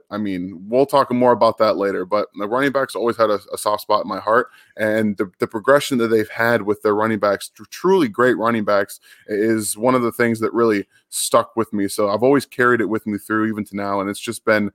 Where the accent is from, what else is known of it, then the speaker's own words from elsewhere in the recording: Michigan, United States; I'm born and raised in Michigan